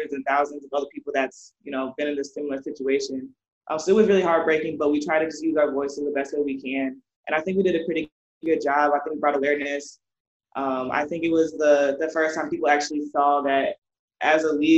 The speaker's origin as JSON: {"language": "English", "region": "Iowa", "country": "United States", "tie": "born or raised there", "said": "growing up in Iowa"}